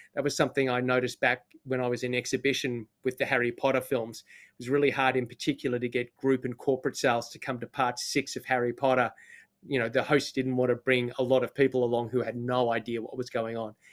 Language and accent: English; Australia; now in New Zealand; I just live here. I'm not one of the people. I'm Australian